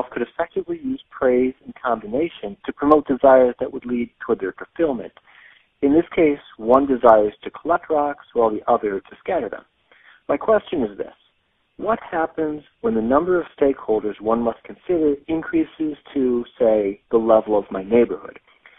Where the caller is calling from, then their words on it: Baltimore, Maryland, United States; I'm calling from Baltimore, Maryland